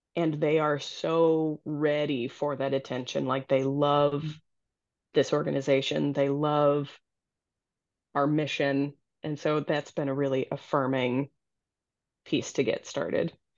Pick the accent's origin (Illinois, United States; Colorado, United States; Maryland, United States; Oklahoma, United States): Illinois, United States; Naperville; moved away as an adult; also born or lived in Iowa; now in Minnesota, United States; North Central College, which is a liberal arts institution down in Naperville, Illinois, which is my hometown